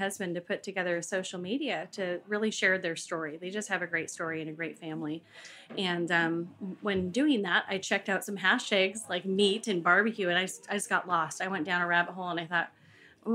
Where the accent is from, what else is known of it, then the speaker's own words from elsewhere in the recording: Seattle, Washington, United States; I'm from Seattle, Washington